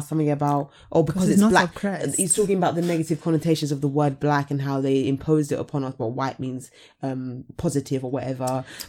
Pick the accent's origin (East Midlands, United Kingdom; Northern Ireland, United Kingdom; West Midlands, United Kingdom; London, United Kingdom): London, United Kingdom; being born and raised in Southeast London